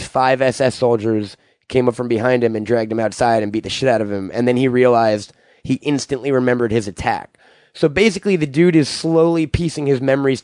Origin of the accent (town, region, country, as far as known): Long Island, New York, United States